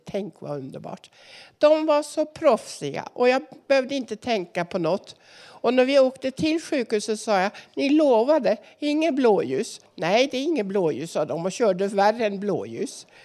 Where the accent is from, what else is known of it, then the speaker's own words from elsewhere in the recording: Norway; now in Sweden; jag är också norsk